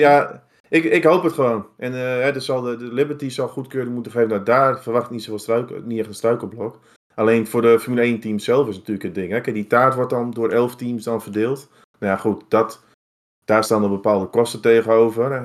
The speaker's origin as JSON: {"language": "Dutch", "country": "Netherlands", "said": "ons als Nederlanders"}